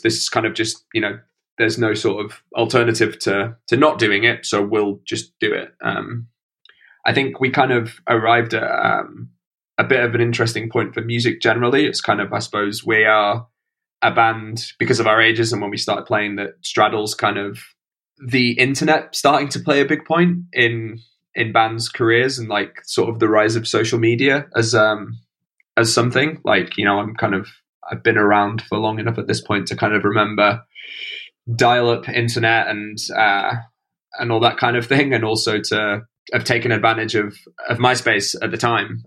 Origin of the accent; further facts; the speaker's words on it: Stocksbridge, Yorkshire and the Humber, United Kingdom; moved away as an adult; also born or lived in Nottingham / London; now in Brighton, United Kingdom; I grew up in a village about 30 minutes out of the city uh, called Stocksbridge